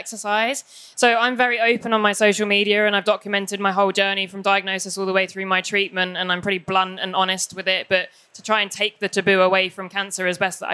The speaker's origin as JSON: {"language": "English", "region": "England", "country": "United Kingdom", "said": "I'm English"}